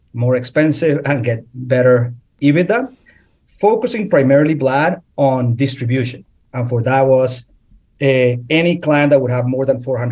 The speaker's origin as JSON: {"language": "English", "country": "Colombia", "tie": "born or raised there", "also_born_or_lived": "Philadelphia", "moved": "as an adult", "lives_now": "Atlanta, United States", "said": "I born and raised in Colombia"}